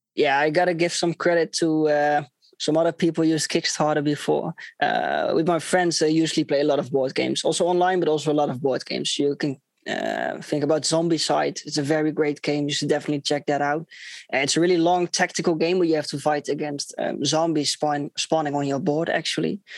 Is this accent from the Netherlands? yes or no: yes; Netherlands; I'm from the Netherlands.